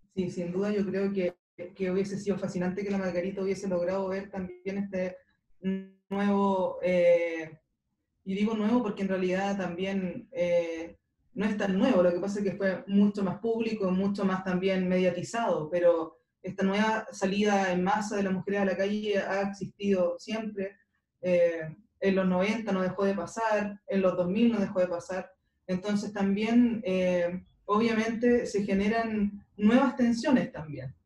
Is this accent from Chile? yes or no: yes; Talcahuano, Biobío, Chile; moved away as an adult; yo soy de Talcahuano, eh, estaba viviendo ahí hasta el año 2014, final de 2014.